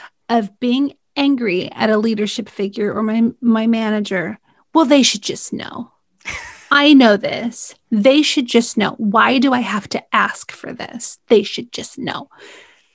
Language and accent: English; California, United States; I'm from California